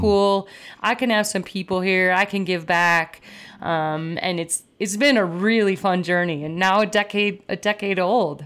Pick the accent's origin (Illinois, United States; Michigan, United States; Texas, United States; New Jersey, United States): Illinois, United States; Downers Grove; in the suburbs of Chicago, uh, growing up in Downers Grove, Illinois